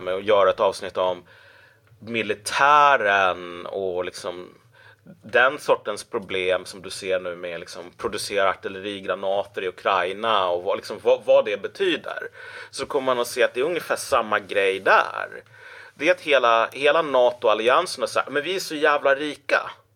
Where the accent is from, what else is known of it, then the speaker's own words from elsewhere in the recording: Umeå, Västerbotten County, Sweden; Umeå, precis. Så där föddes jag